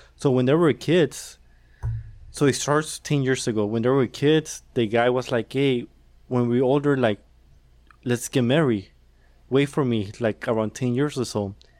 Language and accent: English; Mexico; moved away; I was born in Mexico